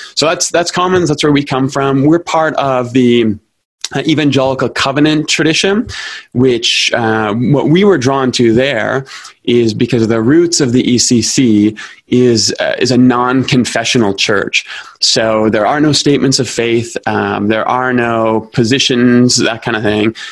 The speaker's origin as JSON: {"language": "English", "town": "Toronto", "region": "Ontario", "country": "Canada", "tie": "born or raised there", "moved": "as an adult", "lives_now": "Calgary, Canada", "said": "I grew up in Toronto. That's where I'm from"}